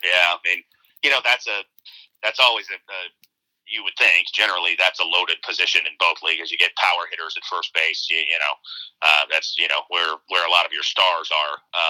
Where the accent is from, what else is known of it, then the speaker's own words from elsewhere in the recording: Arizona, United States; you got a lot of Todd Helton exposure growing up in Arizona.